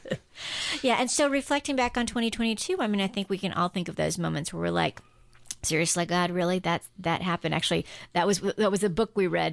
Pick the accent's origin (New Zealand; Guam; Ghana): Guam; now in United States; I grew up on Guam